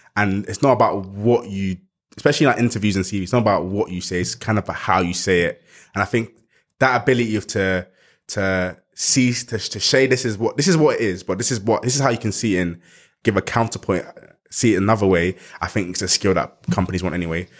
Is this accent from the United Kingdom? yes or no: yes; London, United Kingdom; Growing up in South East London